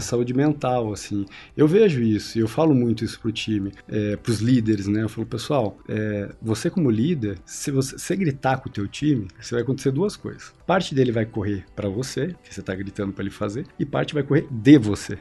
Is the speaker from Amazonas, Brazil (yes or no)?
no; Curitiba, Paraná, Brazil; eu nasci em Curitiba